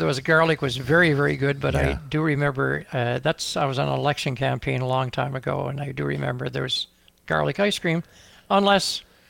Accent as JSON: {"language": "English", "region": "the Maritimes", "country": "Canada", "said": "because I'm from the Atlantic Maritimes"}